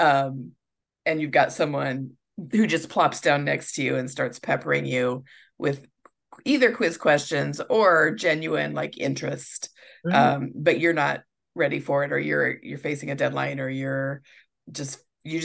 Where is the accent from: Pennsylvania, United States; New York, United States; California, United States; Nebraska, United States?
Nebraska, United States; we're from Nebraska, and the football team's the Cornhuskers.